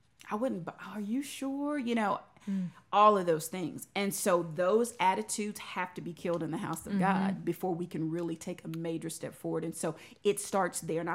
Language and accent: English; Rowlett, Texas, United States; I grew up in Rowlett